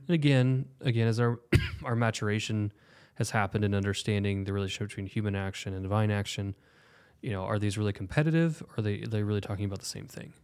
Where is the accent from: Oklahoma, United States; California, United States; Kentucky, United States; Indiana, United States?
Oklahoma, United States; we're from Oklahoma